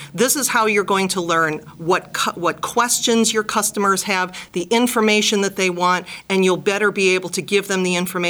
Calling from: Cleveland, Ohio, United States; I'm calling from Gradigy in beautiful Cleveland, Ohio.

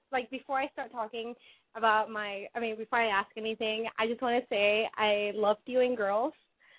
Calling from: San Francisco, California, United States; I am 20 years old, and I'm calling from San Francisco.

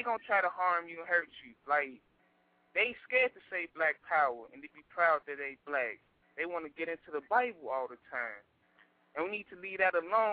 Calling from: Chicago, Illinois, United States; I'm calling from Chicago

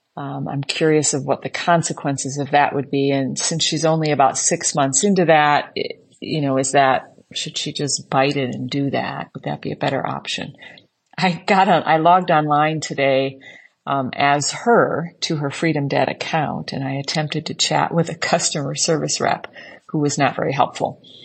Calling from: Islamabad, Islamabad Capital Territory, Pakistan; I'm calling from Islamabad, Pakistan. where I work for the U S government

